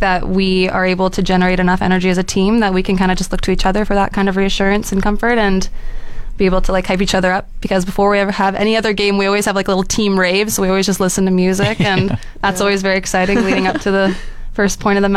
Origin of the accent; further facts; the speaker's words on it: Surrey, British Columbia, Canada; moved away as an adult; also born or lived in Abbotsford; now in Fort McMurray, Canada; I'm from Surrey, BC